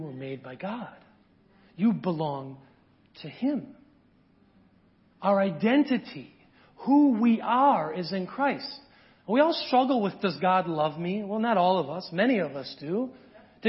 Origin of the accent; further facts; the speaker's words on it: small town rural Wisconsin, United States; I'm from small town rural Wisconsin